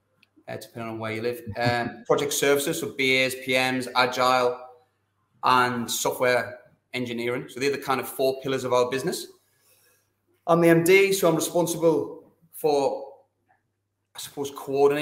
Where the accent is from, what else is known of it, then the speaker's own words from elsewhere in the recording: Sunderland, North East England, United Kingdom; moved away as an adult; also born or lived in London; now in Sydney, Australia; I was teaching in the Northeast there. I was teaching in South Shields. I'm from Sutherland